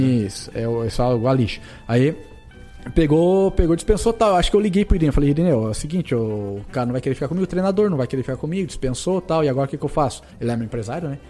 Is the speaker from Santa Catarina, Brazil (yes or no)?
yes; Porto União, Santa Catarina, Brazil; Eu sou natural de Porto União, mas nasci em União da Vitória